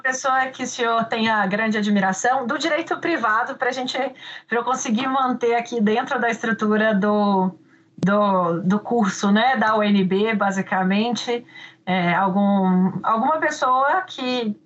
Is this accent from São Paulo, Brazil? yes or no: no; Minas Gerais, Brazil; accent: mineiro; meu sotaque mineiro fica ainda mais forte